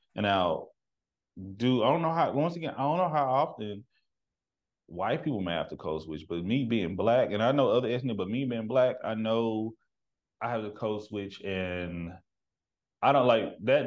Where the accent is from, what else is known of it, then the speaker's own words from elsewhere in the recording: Texas, United States; now in Seattle, United States; I'm from the country. I'm from Texas